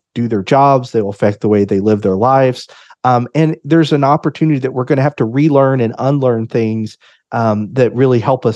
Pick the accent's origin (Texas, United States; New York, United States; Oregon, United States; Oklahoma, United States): Oklahoma, United States; Oklahoma City; I am from the Oklahoma City area and live here with my family.